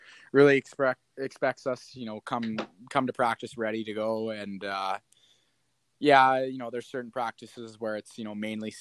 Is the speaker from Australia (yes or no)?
no; Kamloops, British Columbia, Canada; born or raised there